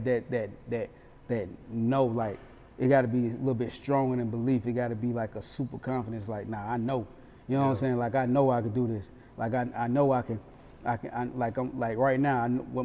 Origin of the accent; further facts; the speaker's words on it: Charlotte, North Carolina, United States; now in Atlanta, United States; That's where exactly where I'm from Westchester, to be exact, exit 34 Freedom Drive